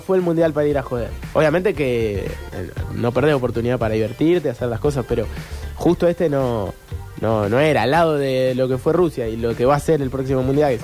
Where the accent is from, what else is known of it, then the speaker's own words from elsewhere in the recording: Argentina; como éramos argentinos